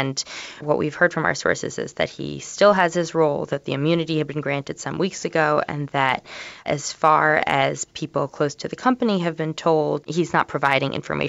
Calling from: Orlando, Florida, United States; This is …. I'm calling from Orlando, Florida.

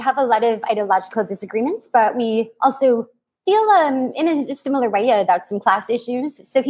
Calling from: California, United States; No, I'm about an hour and a half away from the East Bay.

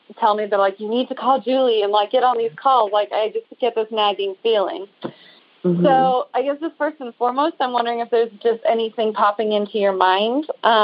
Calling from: Ridgecrest, California, United States; I'm calling from Ridgecrest, California, where we saw the earthquakes this summer.

